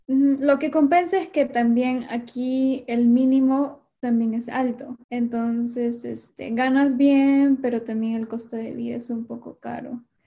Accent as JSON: {"language": "Spanish", "region": "Lima", "country": "Peru", "moved": "as an adult", "lives_now": "Washington, United States", "said": "yo soy de Lima"}